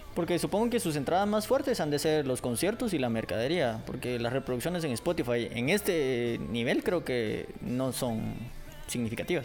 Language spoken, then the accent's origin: Spanish; Guatemala; yo como ciudadano guatemalteco